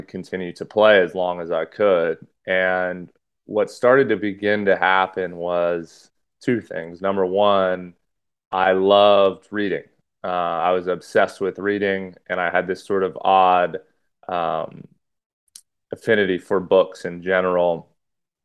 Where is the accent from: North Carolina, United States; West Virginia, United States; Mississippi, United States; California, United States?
California, United States; Los Angeles area; also born or lived in New Hampshire / Santa Barbara; I kind of moved schools a lot and was all over Los Angeles. So when people ask me where I'm from, it kind of ranges from Malibu to Westlake Village to Thousand Oaks to Agora to Calabasas, that kind of circle